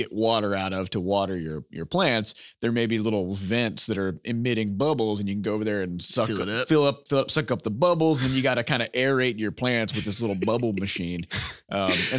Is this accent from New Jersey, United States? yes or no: no; Iowa, United States; we're from Iowa, which mm-hmm. is a farming state.